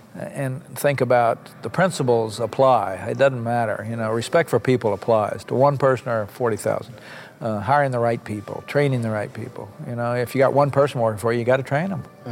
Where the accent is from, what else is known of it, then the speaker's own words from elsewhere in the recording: Copan, Oklahoma, United States; moved away as an adult; also born or lived in Bartlesville, Oklahoma / Washington; I was born in Bartlesville, right down the street, and uh, I lived in Oklahoma for 20 years. Never left the state. Um, until I was 20 years old. Grew up on a little farm up in near the Kansas border in Copan, Oklahoma